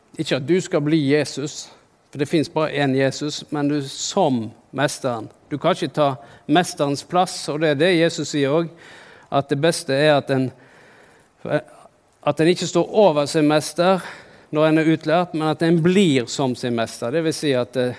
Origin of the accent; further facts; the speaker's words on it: Norway; jeg er jo fra Norge